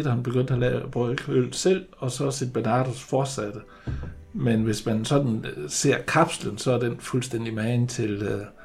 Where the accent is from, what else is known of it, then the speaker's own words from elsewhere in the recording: Jutland, Denmark; vi er jo jyder